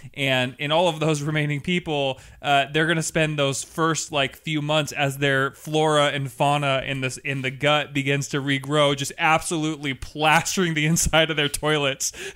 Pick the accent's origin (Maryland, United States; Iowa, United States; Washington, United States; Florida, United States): Washington, United States; Seattle; I'm from Seattle